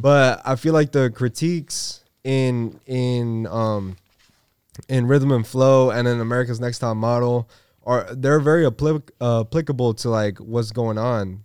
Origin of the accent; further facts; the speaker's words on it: San Diego, California, United States; I'm from San Diego, man. Born and raised